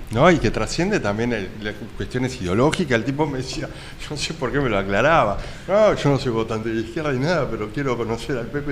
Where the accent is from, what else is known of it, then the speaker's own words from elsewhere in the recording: Uruguay; soy uruguayo